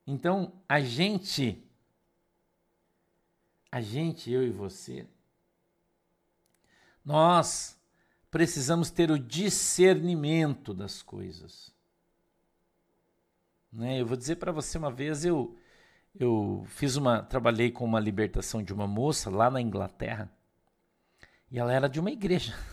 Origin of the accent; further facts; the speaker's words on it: Curitiba, Paraná, Brazil; Não, Glazer, a gente é de Curitiba.